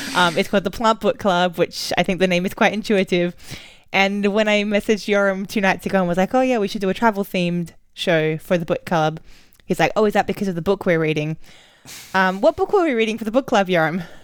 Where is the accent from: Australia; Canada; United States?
Australia; also born or lived in Berlin, Germany; now in London, United Kingdom; I'm Australian